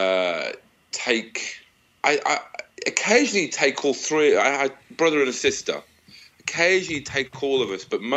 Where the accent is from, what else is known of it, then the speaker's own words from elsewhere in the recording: Manchester, North West England, United Kingdom; moved away as an adult; also born or lived in London / Edinburgh; now in Washington, D.C., United States; I grew up in Manchester